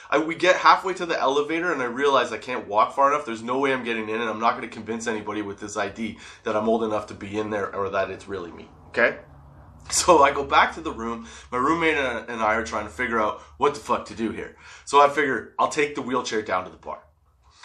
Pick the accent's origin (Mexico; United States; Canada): Canada; I'm in Canada, obviously